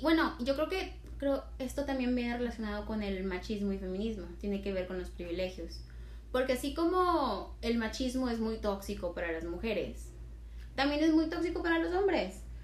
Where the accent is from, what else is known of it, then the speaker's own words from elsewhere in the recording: Tamaulipas, Mexico; nosotros somos del norte, somos de Tamaulipas